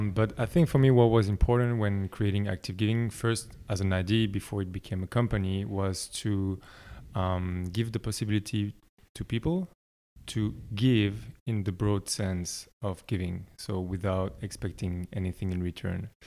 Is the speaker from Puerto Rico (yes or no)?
no; Belgium; moved away as an adult; also born or lived in France; now in Berlin, Germany; I'm from Belgium originally, uh, but I grew up between France and Belgium um, until I was like 19